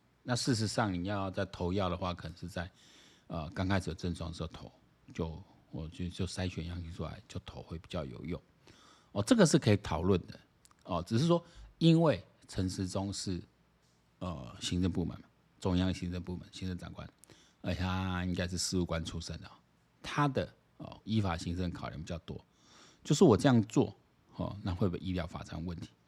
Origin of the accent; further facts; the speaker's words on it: Taiwan; 我台湾人还是有一些人蛮奇怪